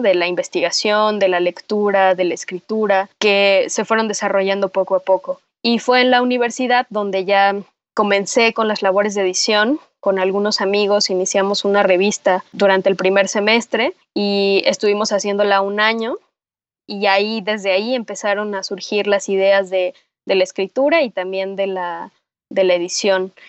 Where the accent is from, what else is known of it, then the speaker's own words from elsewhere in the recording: Teotihuacán, State of Mexico, Mexico; yo crecí en Teotihuacán, que es esta zona arqueológica fabulosa que está en el Estado de México. Ahí pasé toda mi infancia y parte de mi adolescencia.